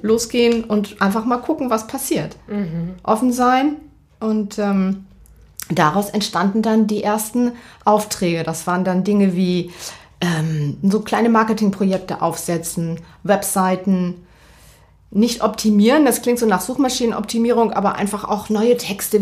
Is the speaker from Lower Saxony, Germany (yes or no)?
yes; Verden an der Aller, Lower Saxony, Germany; moved away as an adult; now in Hamburg, Germany; ich komme aus Pferden das ist für diejenigen, die das nicht kennen, zwischen Bremen und Hannover, Pferden